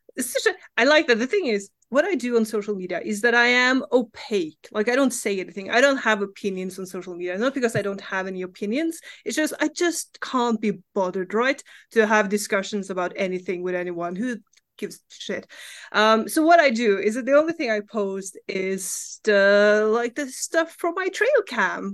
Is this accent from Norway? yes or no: yes; Norway; English is a second language; I live in Norway. I grew up in Norway.